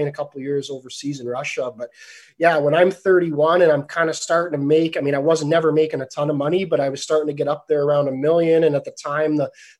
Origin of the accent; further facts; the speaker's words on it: Canada; a Canadian kid growing up